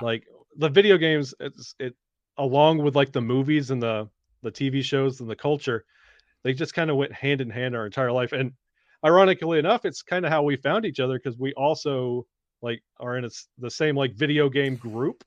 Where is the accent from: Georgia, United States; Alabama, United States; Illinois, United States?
Alabama, United States; Birmingham; I grew up in Birmingham, Alabama.